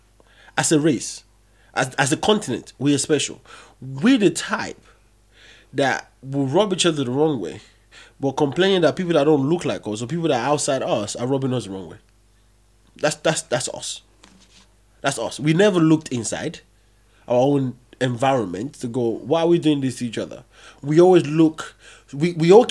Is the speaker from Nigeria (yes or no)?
yes; Nigeria; English is a second language; I'm proud of being a Nigerian